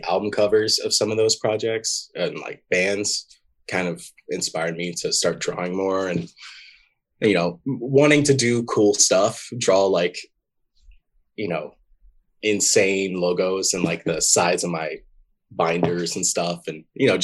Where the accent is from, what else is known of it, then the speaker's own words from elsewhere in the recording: Shreveport, Louisiana, United States; I grew up in Shreveport, Louisiana.